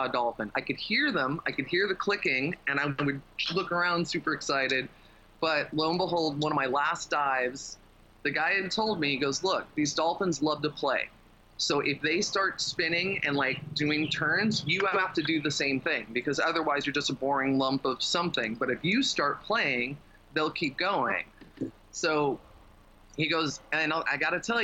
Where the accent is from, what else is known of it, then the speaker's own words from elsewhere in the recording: Las Vegas, Nevada, United States; now in Thailand; Growing up in Vegas